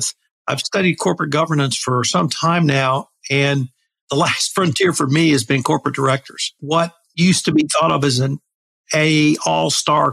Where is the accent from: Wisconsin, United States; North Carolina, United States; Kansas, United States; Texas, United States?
Texas, United States; West; a small liberal arts college near my hometown